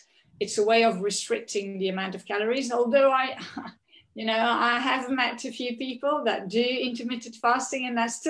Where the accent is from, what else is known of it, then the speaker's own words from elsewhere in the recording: Belgium; now in London, United Kingdom; I grew up in Belgium.